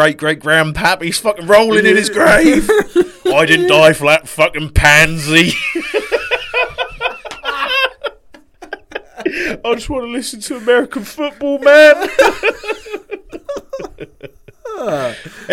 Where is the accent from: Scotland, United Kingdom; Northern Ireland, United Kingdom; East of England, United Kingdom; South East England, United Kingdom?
East of England, United Kingdom; Norfolk; I grew up in Norfolk.